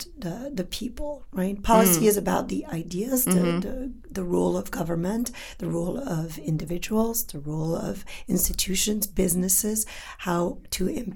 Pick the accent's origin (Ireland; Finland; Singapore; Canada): Canada; first language French; English is a second language; I'm from Canada